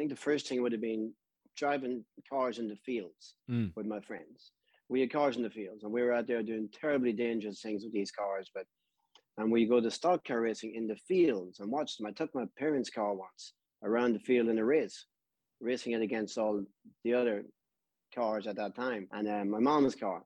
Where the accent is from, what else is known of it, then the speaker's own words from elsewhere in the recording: Blackrock, County Louth, Ireland; now in Florida, United States; We were about probably a half a mile from the water, from Blackrock, seaside